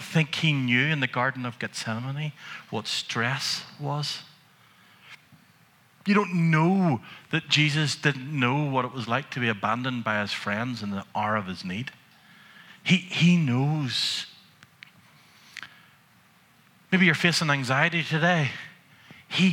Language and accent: English; Antrim, Northern Ireland, United Kingdom; growing up in Antrim, where you have a history, and now you're a minister in the town